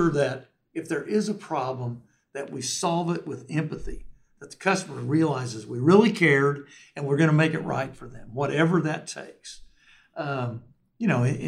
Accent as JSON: {"language": "English", "region": "Oklahoma", "country": "United States"}